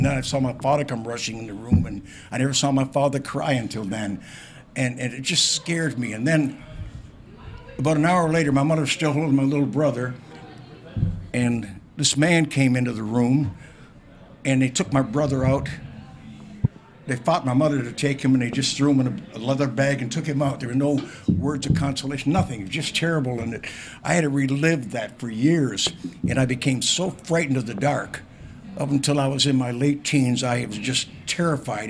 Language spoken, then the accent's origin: English; Windsor, Ontario, Canada; now in Toronto, Canada; my hometown